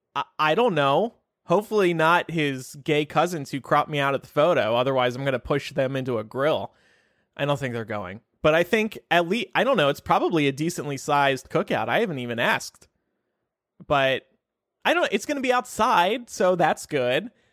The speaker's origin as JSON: {"language": "English", "region": "New Jersey", "country": "United States", "tie": "born or raised there", "moved": "yes", "lives_now": "Chicago, United States", "said": "New Jersey, my home state"}